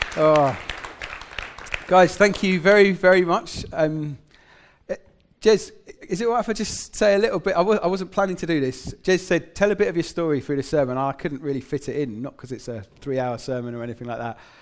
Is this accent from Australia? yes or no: no; England, United Kingdom; I grew up in England